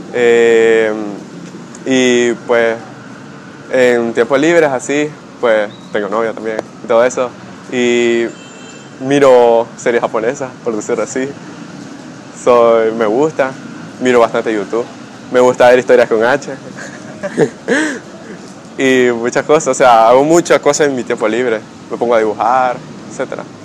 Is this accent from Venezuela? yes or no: no; Rivas, Nicaragua; soy de Rivas